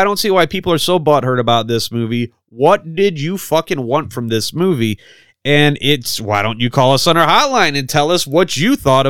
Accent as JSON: {"language": "English", "area": "the Midwest, near Haddonfield", "region": "Illinois", "country": "United States", "said": "We are from the Midwest, actually. Like, we are where fictional Haddonfield should be, or, you know, like, not too far from here."}